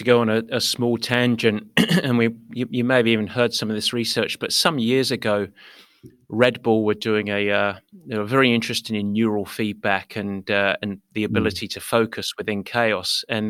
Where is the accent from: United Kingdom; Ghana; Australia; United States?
United Kingdom; England; I'm English. I like my silly sayings